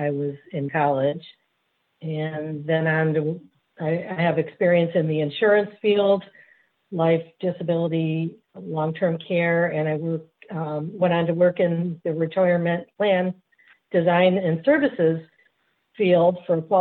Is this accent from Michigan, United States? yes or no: yes; Michigan, United States; I've been born and raised in Michigan